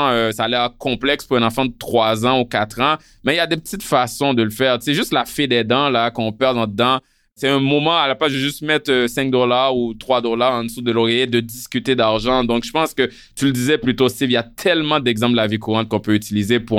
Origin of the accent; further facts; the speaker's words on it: Haiti; moi, quand je suis arrivé d'Haïti, euh, j'avais jamais connu ça, les parents qui donnent une allocation